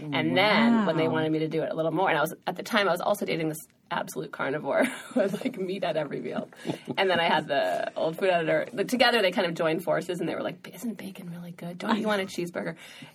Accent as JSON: {"language": "English", "region": "Massachusetts", "country": "United States", "tie": "born or raised there", "said": "Outside of Boston."}